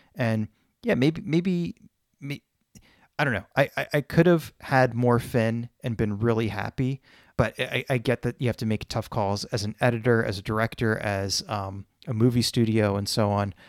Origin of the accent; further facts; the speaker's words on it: Poland; moved away; where I was born in Poland